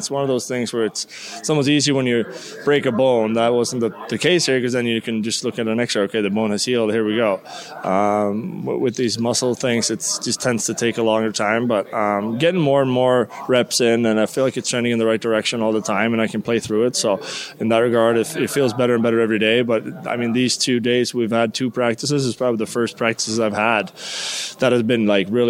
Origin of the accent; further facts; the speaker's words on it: Sweden; moved away as an adult; Halloween wasn't big at all when I grew up in Sweden